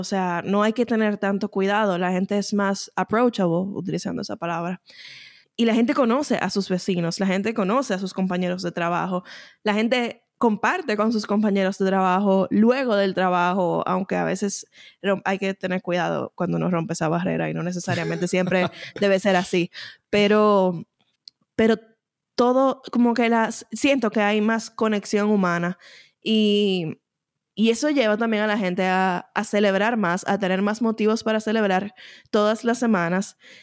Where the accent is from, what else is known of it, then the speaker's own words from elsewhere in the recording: Dominican Republic; moved away; Yo entiendo que luego de mudarme yo reconozco más que soy dominicana y que gran parte de mí se compone por esos elementos dominicanos que uno tal vez no estaba consciente que, estaban ahí mientras uno estaba en la República Dominicana